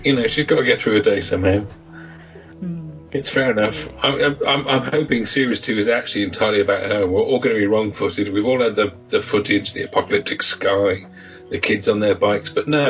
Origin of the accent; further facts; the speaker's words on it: England, United Kingdom; I'm English.